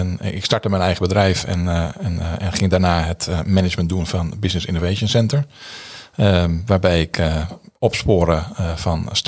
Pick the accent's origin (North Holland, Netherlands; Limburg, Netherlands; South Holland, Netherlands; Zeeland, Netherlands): North Holland, Netherlands; Amsterdam